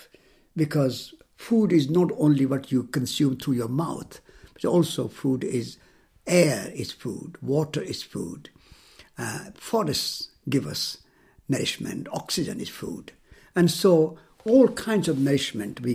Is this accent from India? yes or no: yes; Rajasthan, India; moved away as an adult; I was born in India. I was born in Rajasthan, in a small town. And my mother was a farmer